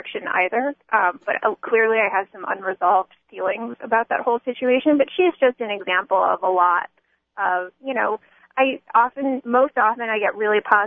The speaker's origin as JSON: {"language": "English", "country": "United States", "tie": "born or raised there", "said": "I grew up in America, in a Jewish home in America"}